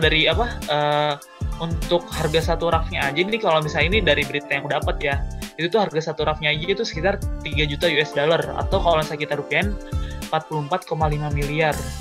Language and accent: Indonesian; Depok, West Java, Indonesia; aku asal dari Depok